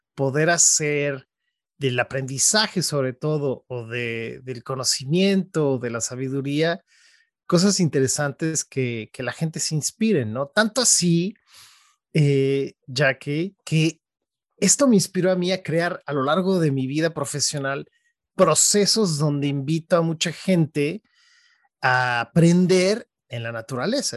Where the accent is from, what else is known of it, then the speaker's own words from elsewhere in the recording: State of Mexico, Mexico; now in San Francisco, United States; yo nací en la Ciudad de México y mm, yo te diría que muy pronto mis papás, eh, ellos nos movimos al Estado de México, que es, es dentro de la ciudad, pero toda mi vida crecí ahí